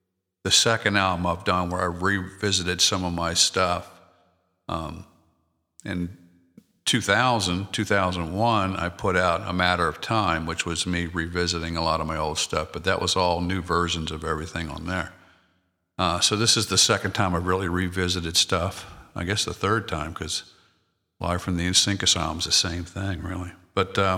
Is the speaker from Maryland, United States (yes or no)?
yes; Maryland, United States; I'm from Maryland, so my wife's from Delaware